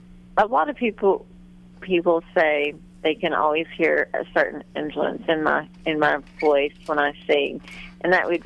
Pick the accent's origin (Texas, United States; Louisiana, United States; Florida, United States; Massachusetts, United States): Texas, United States; now in Key West, United States; growing up in Texas